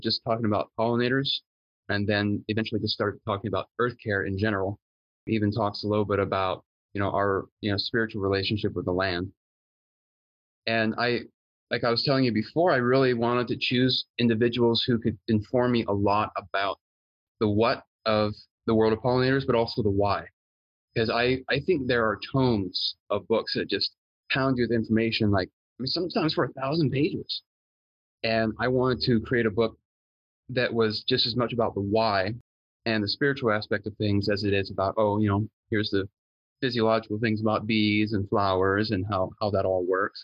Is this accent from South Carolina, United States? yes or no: yes; Charleston, South Carolina, United States; I was born in Charleston, South Carolina, to two pretty humble folk.